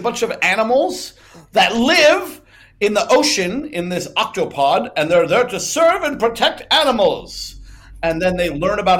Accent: California, United States; I grew up in California.

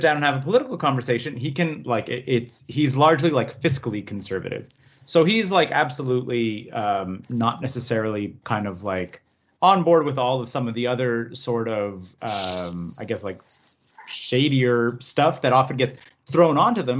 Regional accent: Canada; as a Canadian

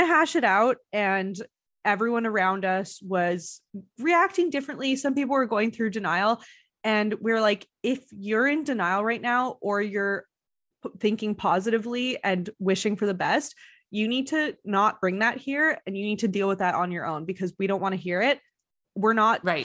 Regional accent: Montreal, Quebec, Canada; moved away; people that I know from Montreal. It's my hometown

